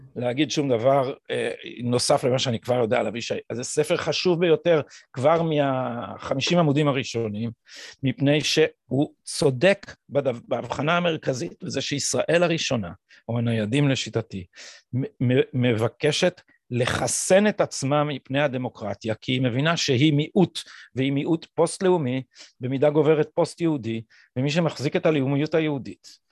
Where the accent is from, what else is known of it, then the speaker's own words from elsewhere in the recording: Jerusalem, Jerusalem District, Israel; אצלנו בירושלים אנחנו גדלנו על הדיכוטומיה הזאת, בירושלים האשכנזית